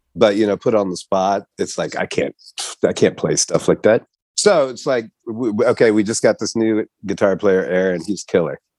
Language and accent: English; Kansas City, Missouri, United States; I'm from Kansas City